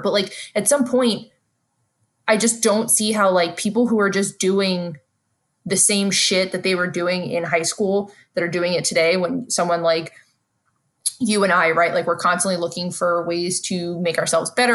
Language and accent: English; New York City, New York, United States; my foundation as a New Yorker has helped me be good at reading people